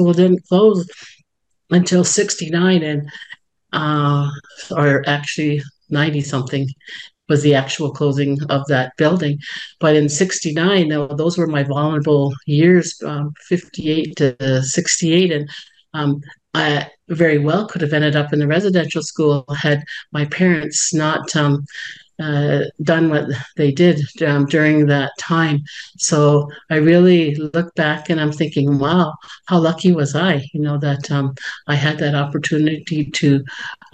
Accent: Six Nations of the Grand River Territory, Ontario, Canada; I am from Six Nations of the Grand River Territory, Mohawk Nation, and Bear Clan

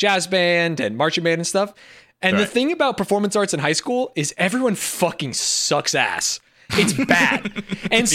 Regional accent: United States; as an American

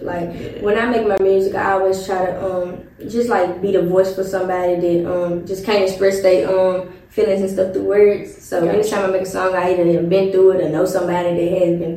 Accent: Memphis, Tennessee, United States; growing up in Memphis

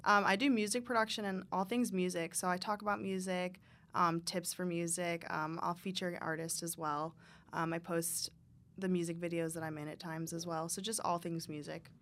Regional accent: Michigan, United States; I grew up in Michigan, in a small town.

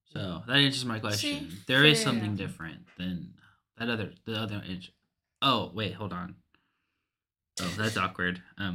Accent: Dallas, Texas, United States; moved away; so I'm from Dallas.

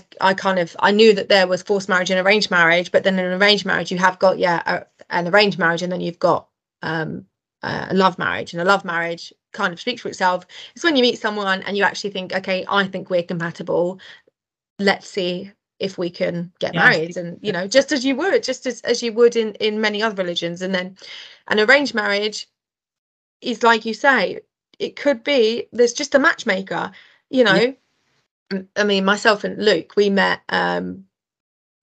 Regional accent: United Kingdom; being white British

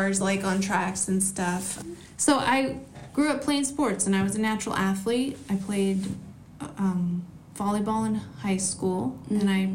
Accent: Angwin, California, United States; also born or lived in Irvine; I was born and raised in Angwin.

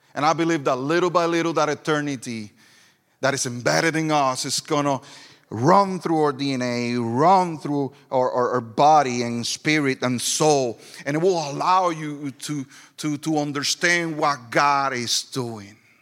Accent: Ponce, Puerto Rico; first language Spanish; English is a second language; moved away as an adult; also born or lived in Florida / Greenville, South Carolina; now in Lyman, United States; I was born and raised in Puerto Rico

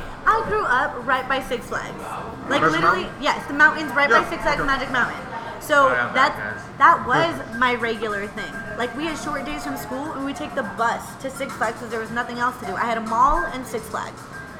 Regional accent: Santa Clarita, California, United States; moved away as an adult; now in Arizona, United States; I'm from Santa Clarita Valley. I'm over by Simi Valley.

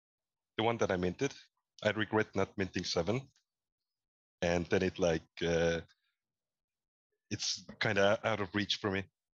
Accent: Estonia; And I grew up in Estonia. I'm still here in Tallinn. So it's, if you don't know, it's in Eastern Europe.

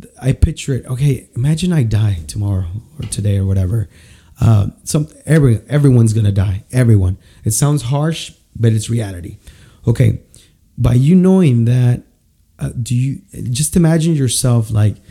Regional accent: San Luis Potosí, Mexico; moved away; I'm from San Luis Potosí

